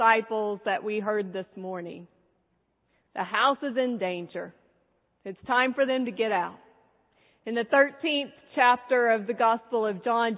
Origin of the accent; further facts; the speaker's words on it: San Antonio, Texas, United States; I'm from San Antonio